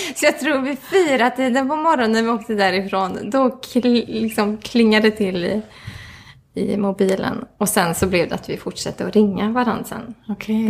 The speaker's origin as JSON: {"language": "Swedish", "town": "Mellerud", "region": "Västra Götaland", "country": "Sweden", "also_born_or_lived": "Stockholm", "moved": "yes", "lives_now": "Gothenburg, Sweden", "said": "jag kommer från Mellerud ursprungligen"}